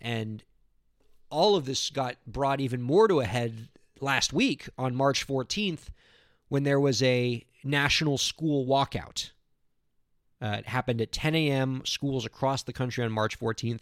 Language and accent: English; South Florida, United States; born or raised there